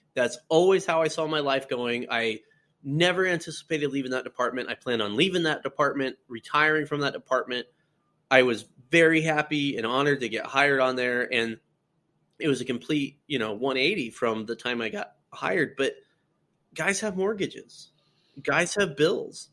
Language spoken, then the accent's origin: English; Colorado, United States; moved away as an adult; now in Iowa, United States; I, I born and raised in Colorado, lived there pretty much all my life